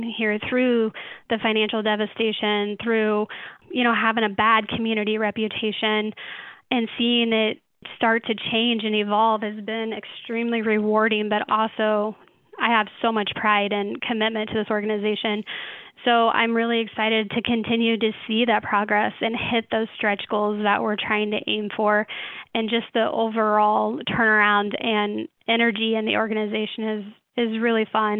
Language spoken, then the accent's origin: English; Clarinda, Iowa, United States; I then moved back to my hometown in Clarinda, Iowa